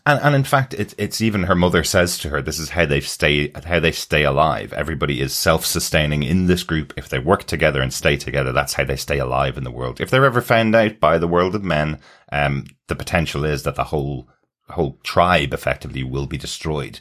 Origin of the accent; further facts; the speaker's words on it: Ireland; we're Irish